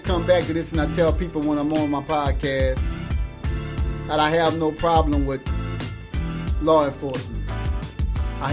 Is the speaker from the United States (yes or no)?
yes; Louisiana, United States; I'm from Louisiana.